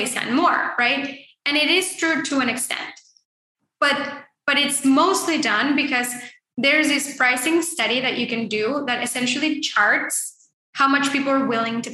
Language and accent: English; Mexico; moved away; I grew up in Mexico